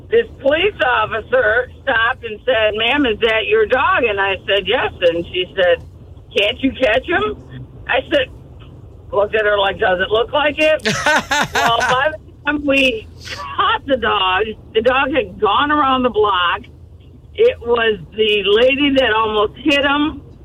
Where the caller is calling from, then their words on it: Port St. John, Florida, United States; I'm from Port St. John.